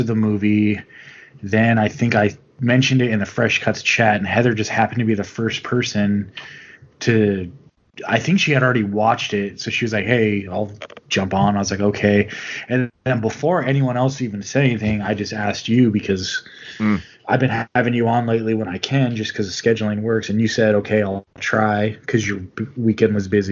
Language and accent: English; United States; as an American